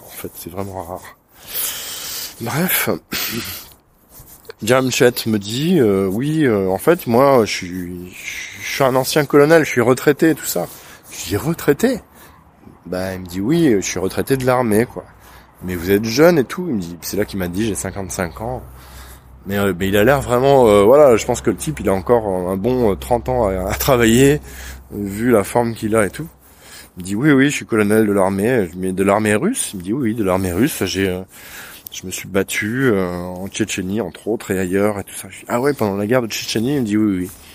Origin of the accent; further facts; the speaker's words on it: France; Je suis français